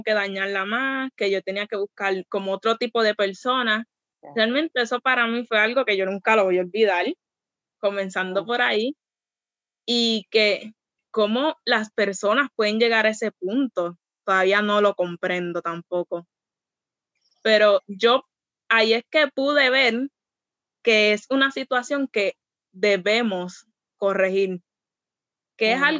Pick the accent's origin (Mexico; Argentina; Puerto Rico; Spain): Puerto Rico; Y es como que, mira, yo soy de Puerto Rico.